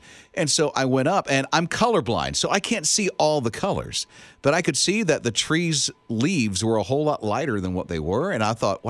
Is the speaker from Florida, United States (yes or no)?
yes; Florida, United States; I'm from Florida. Mm-hmm. And so, you know, most of all my childhood, I never seen a fall. It's pine trees and palmetto bushes and palmetto trees. So there's not a fall where you see colors, in at least Central Florida where I'm from.